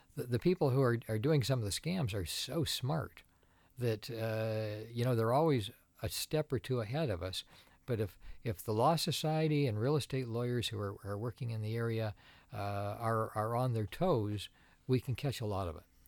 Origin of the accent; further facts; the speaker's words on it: Tecumseh, Ontario, Canada; also born or lived in Toronto; now in Windsor, Canada; I grew up in Tecumseh, and, uh, Like most kids in Tecumseh, I g, worked at Green Giant